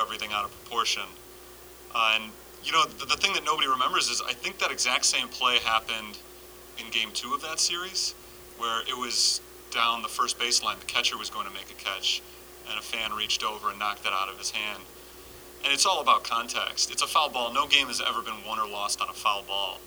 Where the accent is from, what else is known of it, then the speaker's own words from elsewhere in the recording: Chicago, Illinois, United States; I'm from Chicago